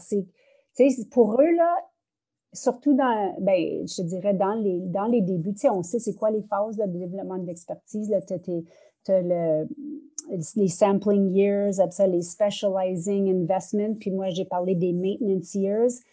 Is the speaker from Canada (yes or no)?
yes; northern Ontario, Canada; first language French; je suis francophone du nord de l'Ontario